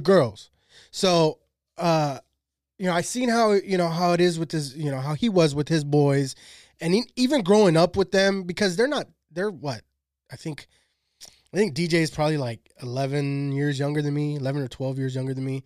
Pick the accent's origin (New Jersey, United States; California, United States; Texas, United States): California, United States; Shafter; growing up in Shafter